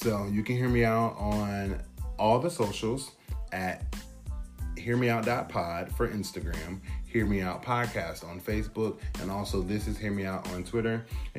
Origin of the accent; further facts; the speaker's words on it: Portland, Oregon, United States; I'm born and raised in Portland, Oregon, currently reside on the East Coast.